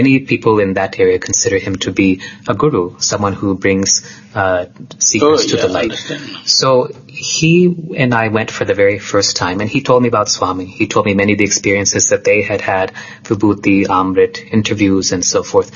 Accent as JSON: {"language": "English", "region": "California", "country": "United States", "tie": "born or raised there", "said": "Although I was growing up in the United States in California, there was a lot of spiritual activity around me"}